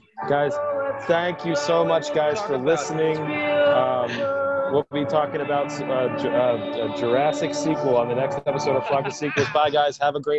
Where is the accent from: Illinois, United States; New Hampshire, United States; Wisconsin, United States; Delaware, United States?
Delaware, United States; we are from Delaware, where Joe Biden is from.